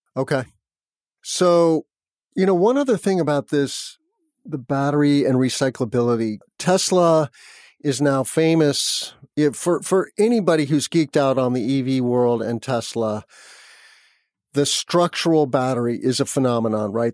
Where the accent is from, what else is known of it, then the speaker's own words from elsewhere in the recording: New Mexico, United States; now in Midwest, United States; I grew up in New Mexico near the Rocky Mountains